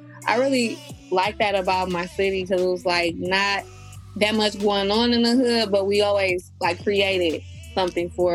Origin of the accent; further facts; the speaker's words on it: Detroit, Michigan, United States; I'm from Detroit